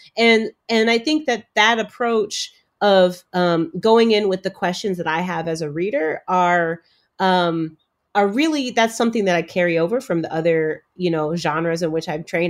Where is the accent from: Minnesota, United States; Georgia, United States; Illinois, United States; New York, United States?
Illinois, United States; Chicago; also born or lived in Cambridge, Massachusetts; I have myself been a Black girl growing up in Chicago